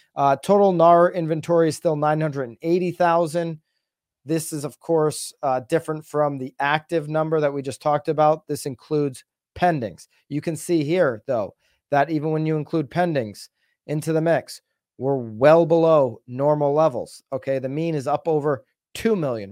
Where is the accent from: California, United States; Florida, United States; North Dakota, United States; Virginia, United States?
Florida, United States; Naples; I'm here in, uh, in the, in my hometown in Naples, Florida